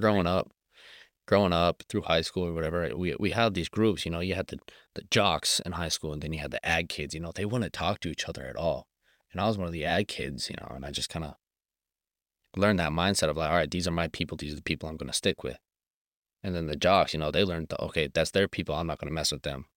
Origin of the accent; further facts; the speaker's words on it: Colorado, United States; moved away; I'm from Colorado originally, so we're used to the cold winters or the dry summers